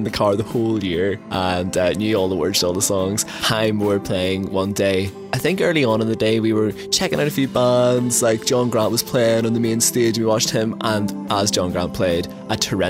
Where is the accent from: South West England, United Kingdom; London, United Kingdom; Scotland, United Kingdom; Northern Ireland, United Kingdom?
Northern Ireland, United Kingdom; As a Northern Irish boy, I always wear a raincoat.